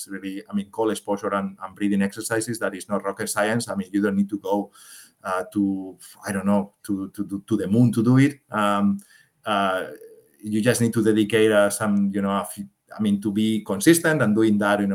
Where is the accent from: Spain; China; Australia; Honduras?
Spain; moved away as an adult; now in Switzerland; I'm from Spain